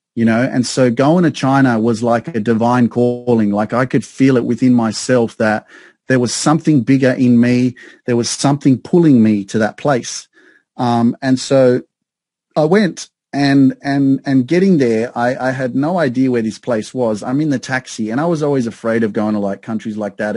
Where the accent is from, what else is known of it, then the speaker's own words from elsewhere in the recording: Sydney, New South Wales, Australia; moved away as an adult; now in Newcastle, Australia; I grew up in Sydney around a lot of multicultural, uh, multiculturalism, multicultural society